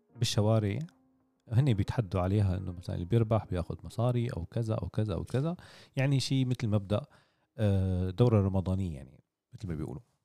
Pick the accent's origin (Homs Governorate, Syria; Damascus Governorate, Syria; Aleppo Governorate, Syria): Damascus Governorate, Syria; Damascus; عندنا بالشام